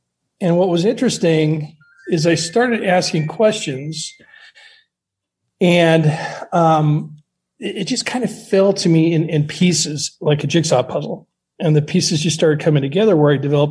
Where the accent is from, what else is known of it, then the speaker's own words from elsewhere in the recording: Montana, United States; moved away; also born or lived in Seattle; I grew up in Montana. I moved to Seattle